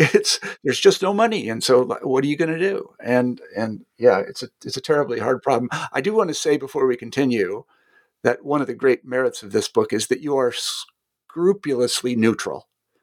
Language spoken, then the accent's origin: English; Kansas, United States; I mean, it's funny you mentioned this because I'm from Kansas originally, so I follow what goes on in Kansas.